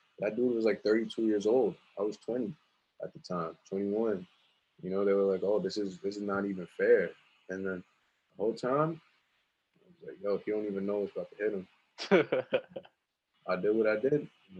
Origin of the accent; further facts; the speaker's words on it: Richmond Hill, New York, United States; Well, growing up in Richmond Hill, the Punjabi kids over there was always like, they were tough.